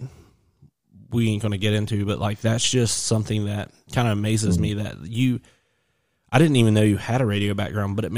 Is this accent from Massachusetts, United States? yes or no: no; West Virginia, United States; I'm from West Virginia